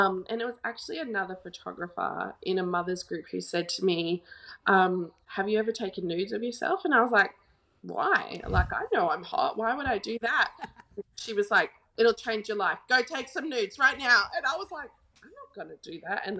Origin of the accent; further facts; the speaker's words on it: Gold Coast, Queensland, Australia; now in Perth, Australia; I grew up on the Gold Coast, so I know a lot of people there.